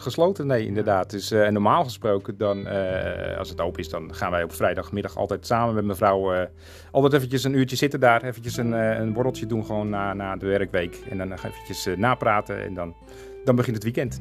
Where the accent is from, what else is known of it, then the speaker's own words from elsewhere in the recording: Beverwijk, North Holland, Netherlands; moved away; also born or lived in Castricum; Want ik kom eigenlijk uit Beverwijk. Daar ben ik eh, in geboren en getogen.